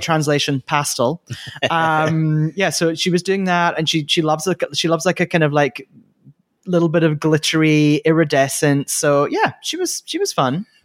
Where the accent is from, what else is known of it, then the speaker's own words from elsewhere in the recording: Scotland, United Kingdom; I am Scottish